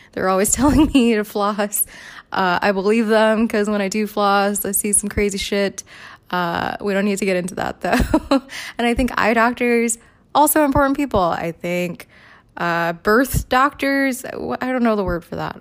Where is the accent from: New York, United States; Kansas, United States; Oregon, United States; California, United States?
New York, United States; New York City; when I was a kid growing up in the Bronx